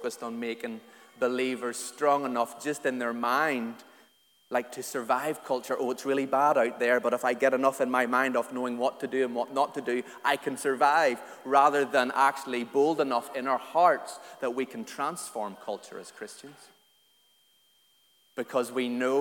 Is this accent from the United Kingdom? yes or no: yes; Antrim, Northern Ireland, United Kingdom; I grew up in Antrim in a real loyalist working class community in a little council estate in Antrim